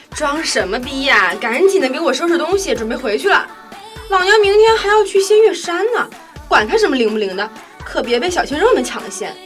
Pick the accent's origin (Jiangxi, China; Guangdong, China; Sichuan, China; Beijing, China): Sichuan, China; moved away; 我作为一个四川人，其实觉得不怎么样